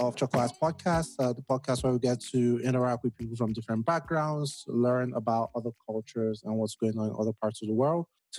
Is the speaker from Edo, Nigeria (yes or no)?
yes; Edo, Nigeria; moved away as an adult; now in United States; So I'm from Nigeria, but I'm from Southern Nigeria, from Edo State.